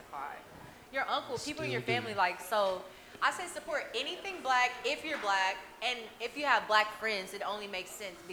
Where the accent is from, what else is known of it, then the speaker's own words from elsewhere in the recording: Los Angeles, California, United States; now in Houston, United States; I'm from Los Angeles